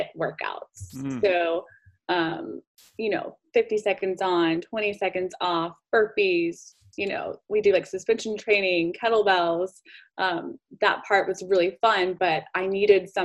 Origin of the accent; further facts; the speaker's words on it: Decatur, Georgia, United States; also born or lived in Arizona; I grew up in Decatur.